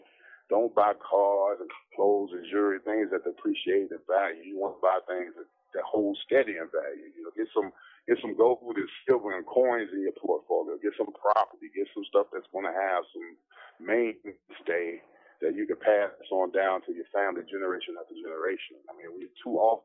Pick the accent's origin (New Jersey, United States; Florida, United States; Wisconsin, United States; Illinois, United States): Florida, United States; Miami; moved away as an adult; also born or lived in Pittsburgh; I'm from Miami